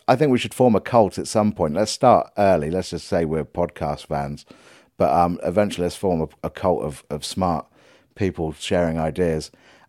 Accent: Leicester, East Midlands, United Kingdom; born there; I was born in Leicester.

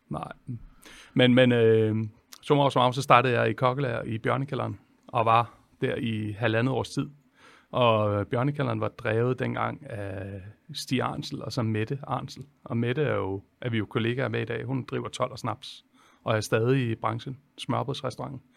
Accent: Holbæk, Zealand, Denmark; jeg er jo fra Holbæk

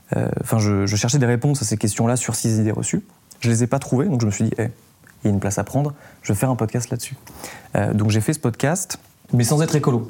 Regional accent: south-east France, France; je viens du sud-est de la France

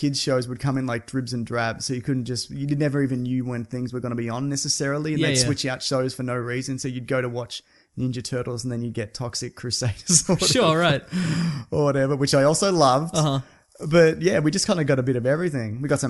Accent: Wales, United Kingdom; I'm from Wales.

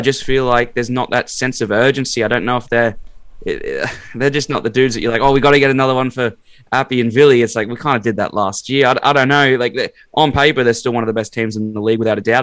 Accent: Brisbane, Queensland, Australia; I'm from Brizzy

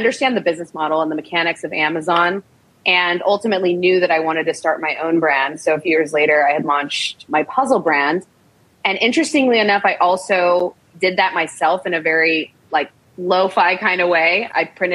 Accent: United States; also born or lived in Chicago; I grew up in the States

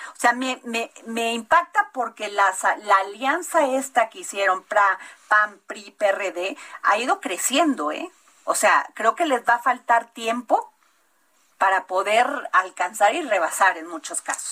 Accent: Mexico; somos los mexicanos

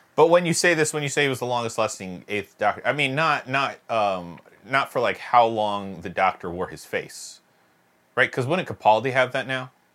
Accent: United Kingdom; I'm British

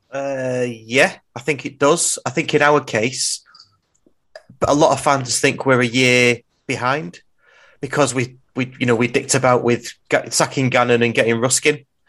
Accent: England, United Kingdom; we're English

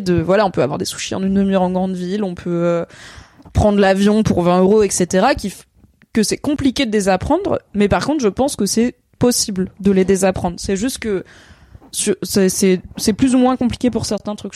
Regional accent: Ardèche, Auvergne-Rhône-Alpes, France; moved away; de là où j'ai grandi

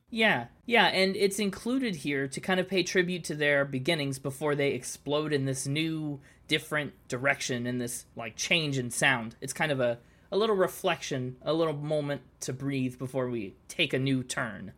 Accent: United States; I'm American.

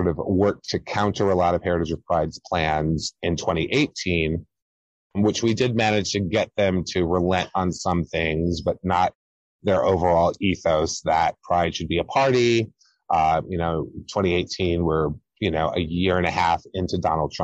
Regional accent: Hampton, Virginia, United States; moved away as an adult; now in New York, United States; I grew up in Hampton, Virginia

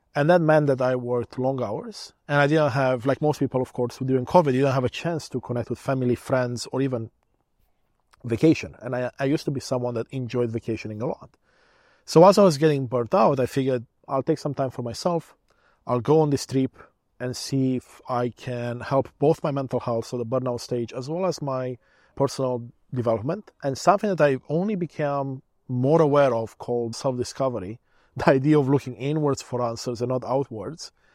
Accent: Romania; now in Canada; I was born in Romania, back when it was still a communist country

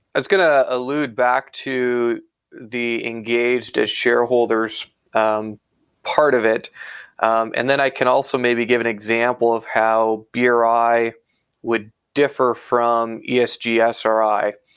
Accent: Iowa, United States; moved away as an adult; now in Canada; I was actually born and raised in Iowa in the U.S. Uh, moved to Canada in 2014

